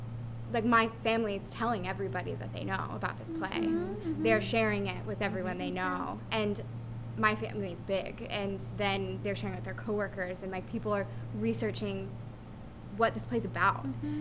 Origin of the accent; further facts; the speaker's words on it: Texas, United States; I'm from Texas, period.